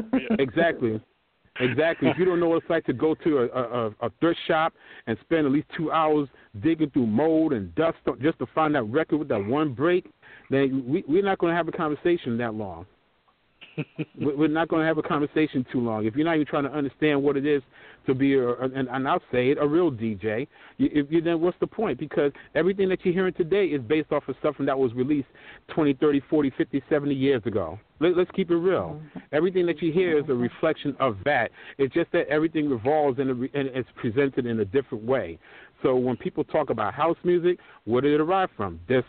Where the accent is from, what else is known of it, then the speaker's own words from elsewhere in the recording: New York City, New York, United States; also born or lived in Long Island; from my days of growing up in New York City and Long Island